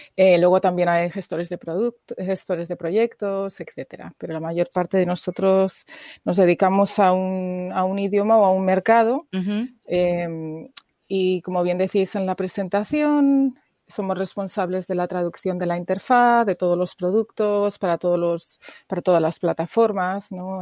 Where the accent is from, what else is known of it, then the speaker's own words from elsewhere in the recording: Burgos, Castile and León, Spain; moved away as an adult; also born or lived in England / Puerto Rico; now in United States; Soy del norte, eh, Burgos se llama mi, ciudad, eh, una ciudad pequeña, al norte, como a tres horas de Madrid.